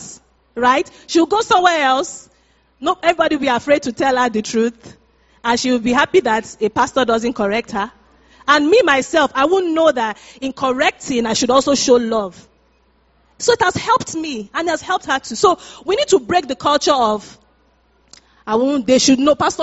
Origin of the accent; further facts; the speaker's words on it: Nigeria; moved away; we're Nigerians, we're from Africa